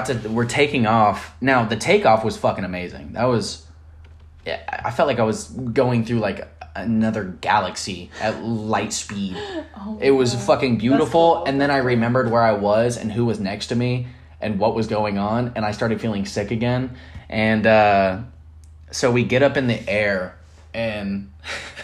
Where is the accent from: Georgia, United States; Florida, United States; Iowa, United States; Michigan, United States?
Florida, United States; we're from Florida